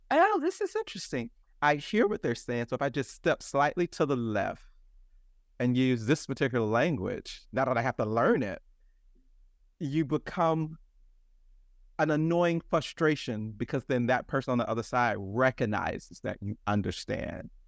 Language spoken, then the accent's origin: English; Atlanta, Georgia, United States; I grew up in Atlanta